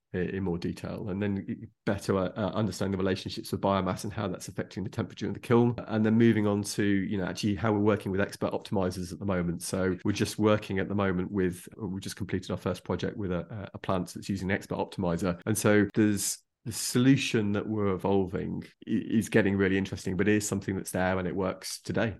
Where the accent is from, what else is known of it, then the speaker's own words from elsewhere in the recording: Derbyshire, East Midlands, United Kingdom; growing up in Derbyshire